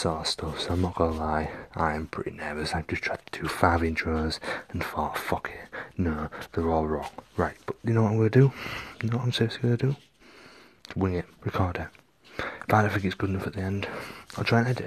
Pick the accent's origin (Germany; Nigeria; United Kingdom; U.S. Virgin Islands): United Kingdom; Hull, Yorkshire and the Humber; moved away as an adult; now in Windsor, United Kingdom; I'm originally from Hull